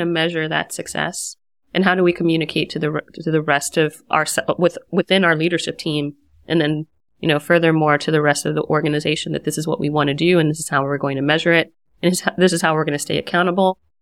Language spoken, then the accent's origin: English; United States; moved away as an adult; also born or lived in Washington, D.C. metro area / San Francisco; now in Berlin, Germany; as an American